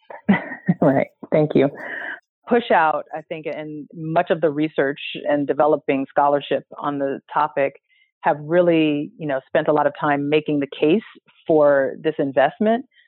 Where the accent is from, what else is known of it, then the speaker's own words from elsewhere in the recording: San Francisco, California, United States; I'm from San Francisco and grew up in a family and community that was always very concerned about civil rights